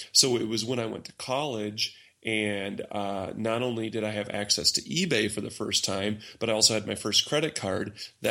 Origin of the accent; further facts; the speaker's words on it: Austin, Minnesota, United States; I'm from Austin, Minnesota.